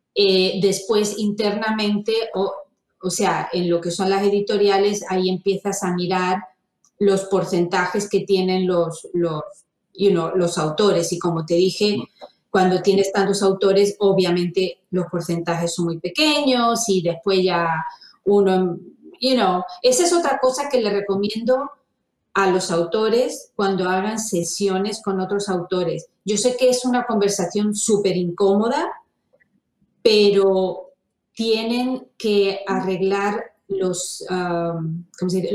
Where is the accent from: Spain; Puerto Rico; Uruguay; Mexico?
Spain; Fuengirola, Andalusia; moved away as an adult; now in United States; me crié en España, en Fongirola, y yo me vine a Estados Unidos hace casi 30 años